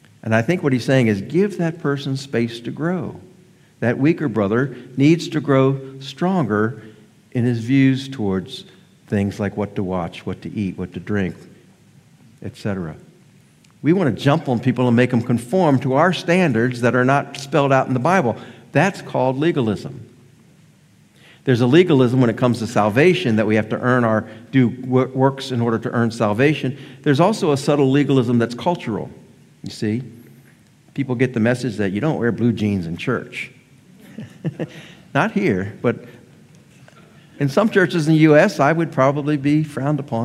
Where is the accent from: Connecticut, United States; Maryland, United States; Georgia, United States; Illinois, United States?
Maryland, United States; near Baltimore; moved away; I grew up near Baltimore, Maryland